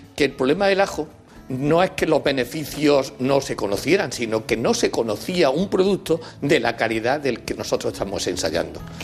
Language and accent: Spanish; Spain; Nosotros, en España, con el jamón ibérico